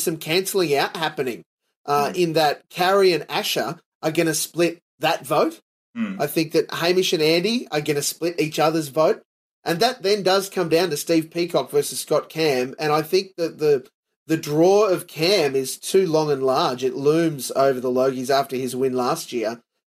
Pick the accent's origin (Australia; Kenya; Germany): Australia; I'm as Aussie as they come